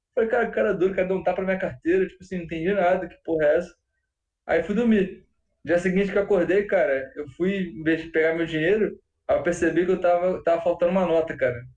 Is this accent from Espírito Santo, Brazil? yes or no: no; Rio de Janeiro, Brazil; eu sou carioca